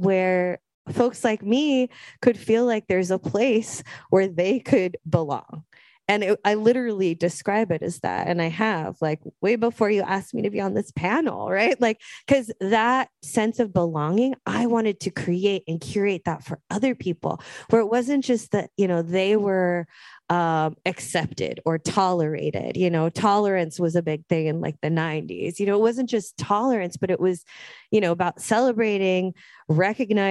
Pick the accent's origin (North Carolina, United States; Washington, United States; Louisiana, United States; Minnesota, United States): Washington, United States; Seattle; So I was born and raised in Seattle, Lake City.